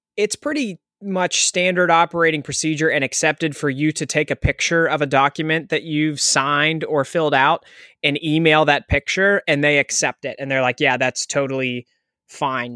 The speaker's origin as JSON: {"language": "English", "town": "Pittsburgh", "region": "Pennsylvania", "country": "United States", "said": "I'm from Pittsburgh"}